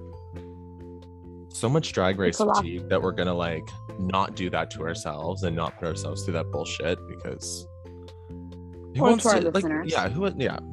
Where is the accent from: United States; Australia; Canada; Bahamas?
Canada; Toronto, Ontario; growing up in Toronto